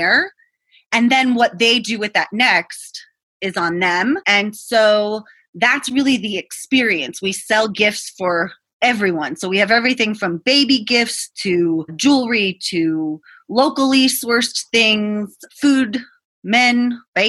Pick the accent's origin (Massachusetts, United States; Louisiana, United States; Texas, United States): Massachusetts, United States; Boston; I'm from Boston. I grew up in the city.